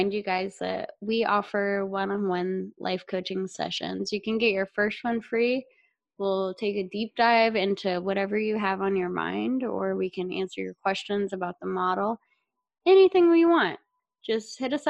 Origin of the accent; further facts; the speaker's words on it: South Texas, United States; moved away as an adult; now in Montana, United States; we're both from South Texas because we're sisters, and I moved to Montana a couple years ago